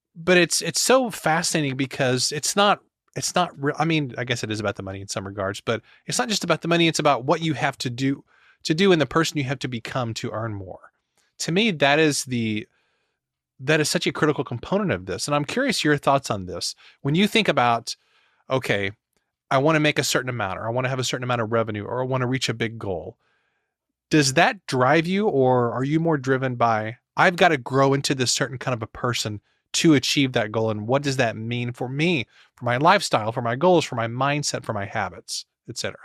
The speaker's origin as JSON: {"language": "English", "region": "Missouri", "country": "United States", "said": "I'm from Missouri"}